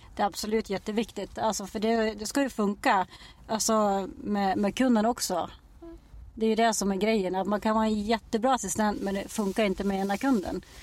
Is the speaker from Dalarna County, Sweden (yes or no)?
yes; Dala-Floda, Dalarna County, Sweden; also born or lived in Borlänge / Bjursås; now in Falun, Sweden; jag kommer från första början från Dala-Floda och så har jag bott i Borlänge i jättemånga år